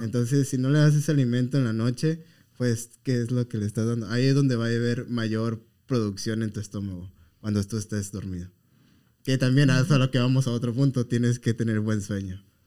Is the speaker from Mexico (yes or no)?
yes; Mexico; como mexicanos